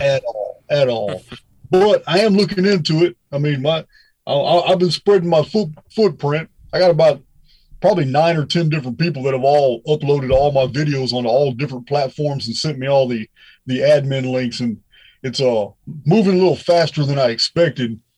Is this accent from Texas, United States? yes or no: yes; Bedford, Texas, United States; I was raised in Bedford, Texas